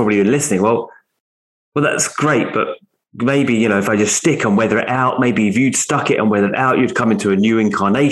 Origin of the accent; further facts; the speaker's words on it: Essex, East of England, United Kingdom; I was from Essex. You know, it's more of a working class area